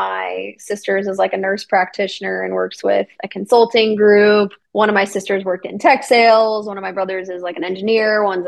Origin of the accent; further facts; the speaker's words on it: Kentucky, United States; I grew up in Kentucky and I have a huge family.